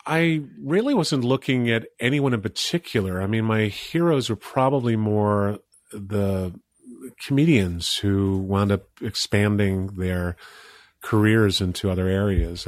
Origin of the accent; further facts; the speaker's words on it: Old Bethpage, New York, United States; the only other actor to come out of my hometown, which is Old Beth Page, Long Island